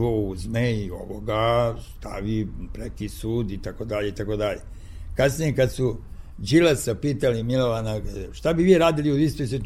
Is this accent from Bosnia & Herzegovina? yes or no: no; Niš, Nišava District, Serbia; moved away; reklo bi se to je moj rodni grad